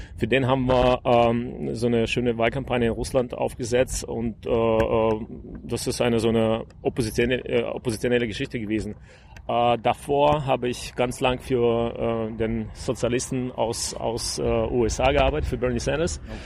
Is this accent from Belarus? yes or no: yes; Gomel, Gomel Region, Belarus; German is a second language; moved away; also born or lived in Cologne, Germany / Berlin, Germany / United States; Ich bin aus Gormel. Ich bin da ähm, ein bisschen aufgewachsen